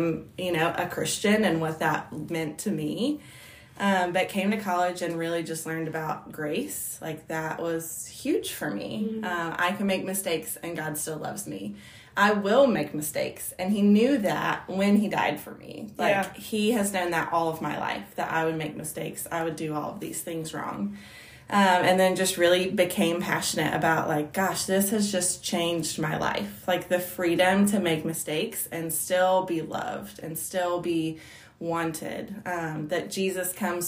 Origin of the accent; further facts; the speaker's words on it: Southwest Virginia, United States; I grew up in Southwest Virginia, about an hour from where I am now.